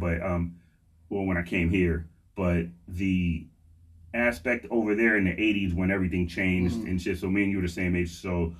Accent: Lynn, Massachusetts, United States; also born or lived in Harrisburg, Pennsylvania; now in Pennsylvania, United States; So I grew up in Lynn, Massachusetts. It was about half hour up the highway from Boston.

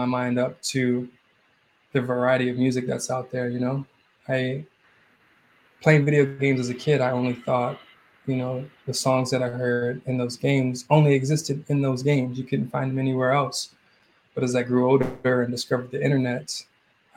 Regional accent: Suitland, Maryland, United States; also born or lived in Oxon Hill, Maryland; I grew up in Suitland

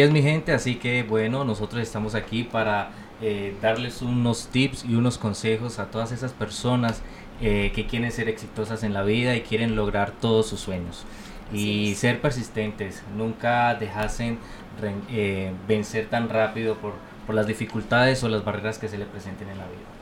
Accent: Colombia; moved away as an adult; now in United States; yo soy colombiano

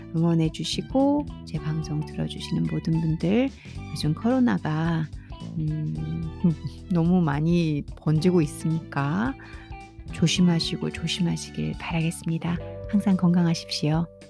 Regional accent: South Korea; first language Korean

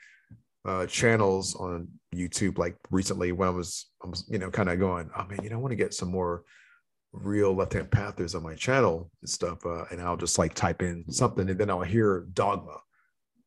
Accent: United States; Both you and I obviously come from the Western traditions, basically, like where we grew up in the United States

